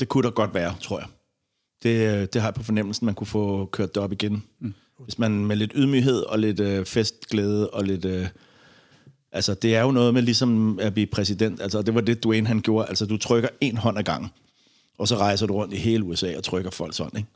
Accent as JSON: {"language": "Danish", "country": "Denmark", "said": "som dansker"}